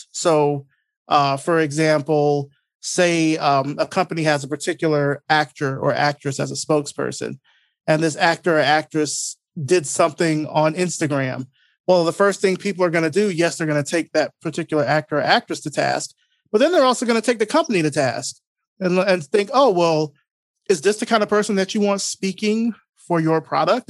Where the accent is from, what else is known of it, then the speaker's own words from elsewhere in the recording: Selma, Alabama, United States; moved away as an adult; now in Atlanta, United States; I grew up originally in Selma, Alabama, um, but I've been here in Atlanta now for a little over twenty years now